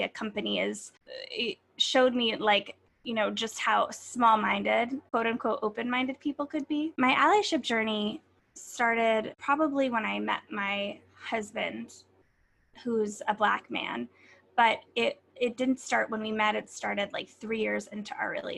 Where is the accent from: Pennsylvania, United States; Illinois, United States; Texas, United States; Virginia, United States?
Pennsylvania, United States; moved away as an adult; now in New York, United States; I grew up in Pennsylvania to a Jewish father and a Catholic mother